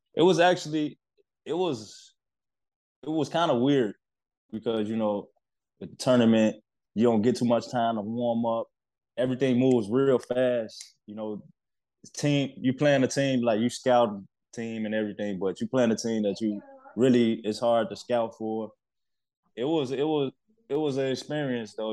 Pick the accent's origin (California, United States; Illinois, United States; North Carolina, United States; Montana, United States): Illinois, United States; Chicago; moved away as an adult; also born or lived in New York; growing up in Chicago, you you grow up fast